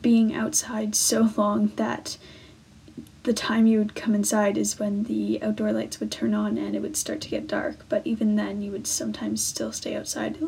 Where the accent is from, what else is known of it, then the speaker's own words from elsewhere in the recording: North Vancouver, British Columbia, Canada; growing up in the Deep Cove outdoors